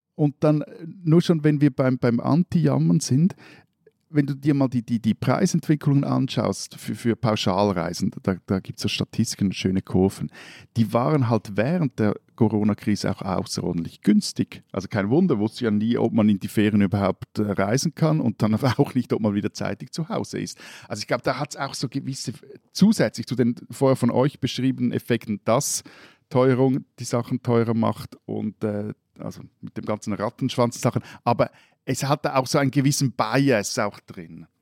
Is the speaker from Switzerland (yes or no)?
yes; Switzerland; wir als Schweizer